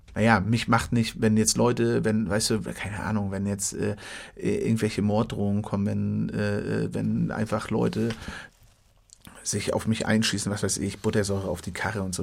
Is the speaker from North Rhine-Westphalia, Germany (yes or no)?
no; Western Pomerania, Mecklenburg-Vorpommern, Germany; Ich komme aus Mecklenburg, aus Vorpommern